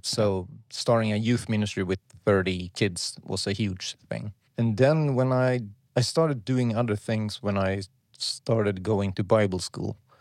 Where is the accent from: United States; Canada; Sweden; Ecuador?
Sweden; I'm from Sweden.